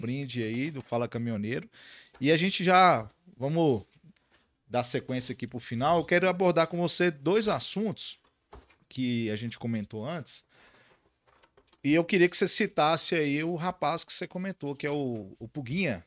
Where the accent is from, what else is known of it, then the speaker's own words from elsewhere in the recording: Montes Claros, Minas Gerais, Brazil; sou de Montes Claros, então conheço bem essa realidade da 251